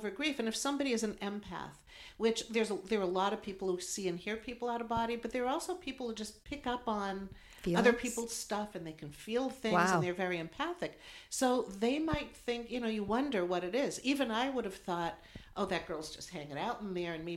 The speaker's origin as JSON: {"language": "English", "region": "East Coast", "country": "United States", "said": "We're from the East Coast"}